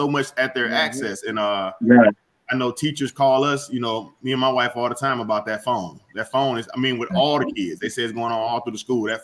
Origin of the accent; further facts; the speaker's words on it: Alabama, United States; also born or lived in Atlanta, Georgia; now in Los Angeles, United States; I'm from Alabama, the rural South